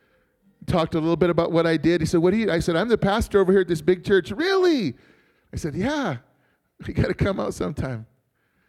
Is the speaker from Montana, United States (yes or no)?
yes; Montana, United States; also born or lived in New York; now in Tuba City, United States; I'm from Montana, but I'm an Oneida Indian from New York